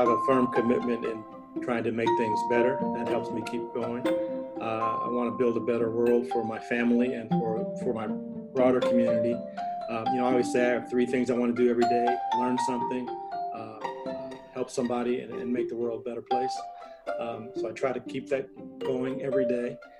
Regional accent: St. Louis, Missouri, United States; McDonnell Douglas in St. Louis, my hometown

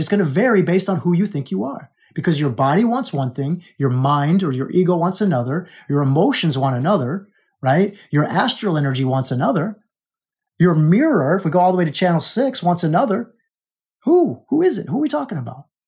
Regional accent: Alaska, United States; I was born in Alaska

